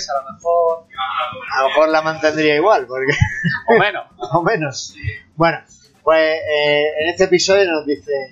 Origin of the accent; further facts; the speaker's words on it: Andalusia, Spain; accent: Andalusian (Almería); yo hablo almeriense andaluz